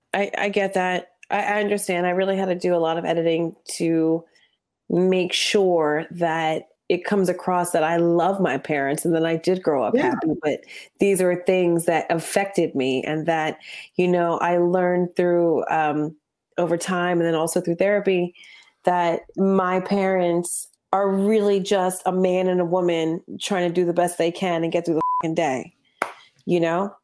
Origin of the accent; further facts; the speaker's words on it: New Jersey, United States; I grew up in Jersey